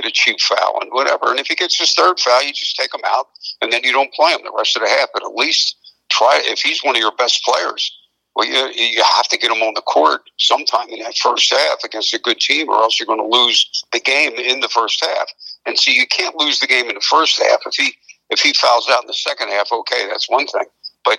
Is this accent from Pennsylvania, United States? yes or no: yes; Philadelphia, Pennsylvania, United States; I'm from the Philadelphia area